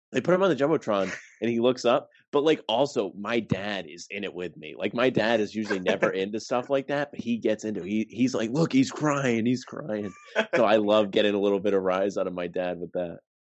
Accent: Warwick, Rhode Island, United States; I go to URI, and I'm from Warwick, which is like closer to Boston than Kingston. So like I had to drive past my hometown

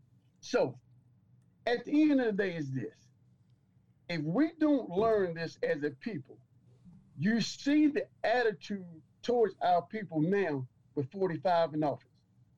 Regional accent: Detroit, Michigan, United States; Being, you know, from the North, man, I'm from Detroit.

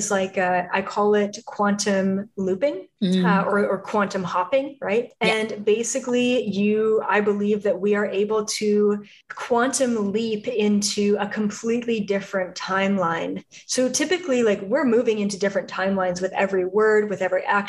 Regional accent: Canada; moved away as an adult; now in Los Angeles, United States; I was from Canada

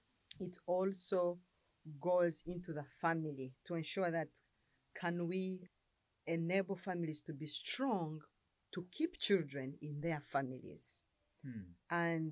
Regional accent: Uganda; I come from Uganda. I live in Kampala

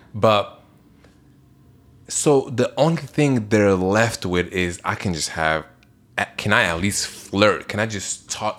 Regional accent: Belgium; moved away; I'm from Belgium

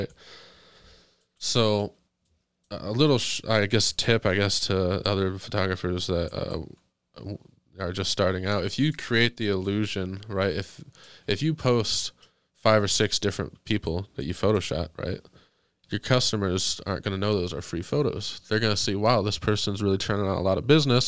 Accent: Monroe, Michigan, United States; moved away; Growing up in Monroe

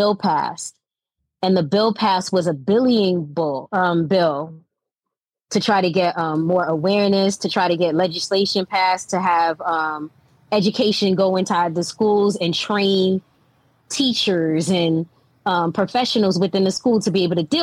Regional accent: New York City, New York, United States; I'm from Brooklyn, New York

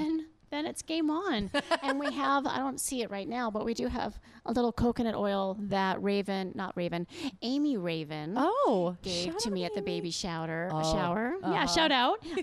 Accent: Canada; I'm from Canada

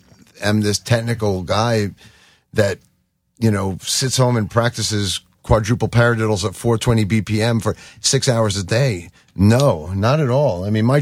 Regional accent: Long Beach, New York, United States; I'm from Long Beach. I grew up on Long Beach.

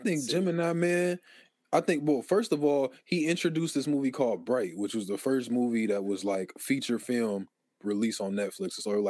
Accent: Philadelphia, Pennsylvania, United States; Don't forget I'm from West Philly.

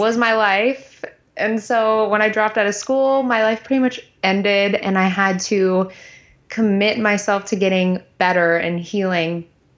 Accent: Texas, United States; I'm from Texas.

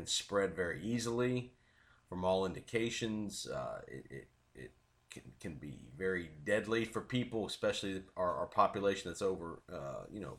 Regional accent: Tampa, Florida, United States; my hometown, my team, the Tampa Bay Buccaneers

